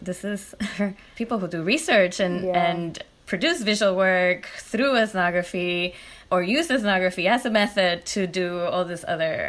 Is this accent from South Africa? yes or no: no; Puerto Rico; moved away as an adult; I'm from Puerto Rico and I did my undergrad there